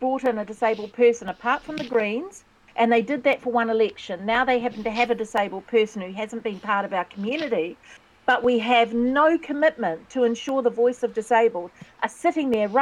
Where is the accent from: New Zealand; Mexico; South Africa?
New Zealand; Taranaki; also born or lived in Waikato; It was that rare growing up in Taranaki, but that's a small town